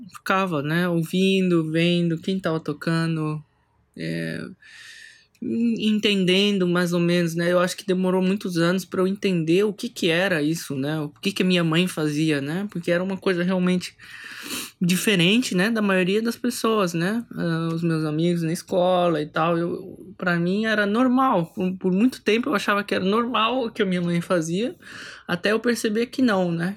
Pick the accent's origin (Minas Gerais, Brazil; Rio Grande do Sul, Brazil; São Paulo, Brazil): São Paulo, Brazil; eu sou nascido em São Paulo